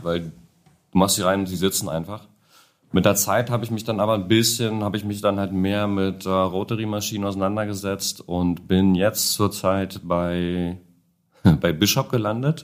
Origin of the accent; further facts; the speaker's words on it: Niemegk, Brandenburg, Germany; moved away as an adult; now in Berlin, Germany; ursprünglich aus dem Umland von Berlin, ähm, Stunde entfernt